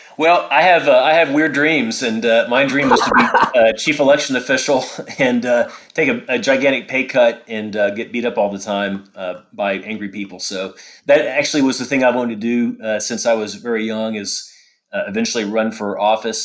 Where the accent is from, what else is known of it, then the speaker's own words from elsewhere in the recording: Paducah, Kentucky, United States; I grew up in uh, McCracken County.